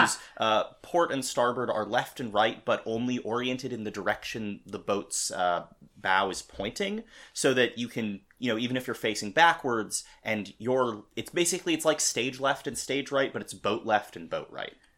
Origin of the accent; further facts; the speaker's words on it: Madison, Wisconsin, United States; University of Wisconsin at Madison, which is also my hometown